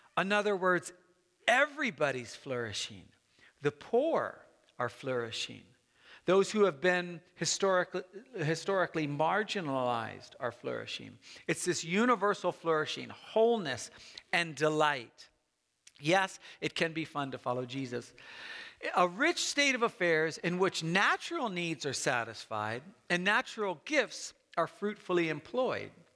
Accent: United States; I love being an American

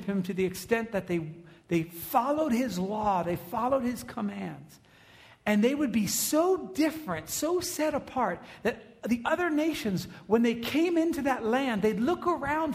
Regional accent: United States; we're American

